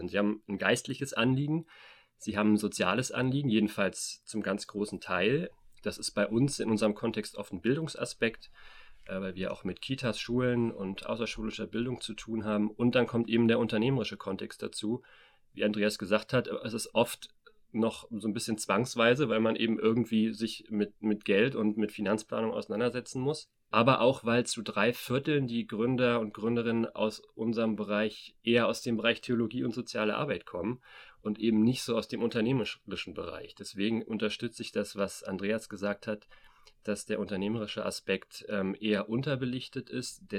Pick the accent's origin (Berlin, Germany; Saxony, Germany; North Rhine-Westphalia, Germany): Berlin, Germany; now in Erfurt, Germany; wir sitzen hier gerade in, im Erfurter Norden, im, in einem riesigen Plattenbaugebiet. Selbst als Berliner ist es schon, wirkt es schon sehr groß. Da kenne ich die natürlich auch aus Berlin.